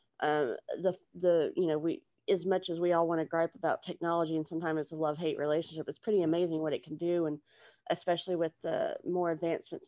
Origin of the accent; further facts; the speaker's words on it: Texas, United States; moved away as an adult; now in Louisiana, United States; I was originally from Texas, and that's what I claim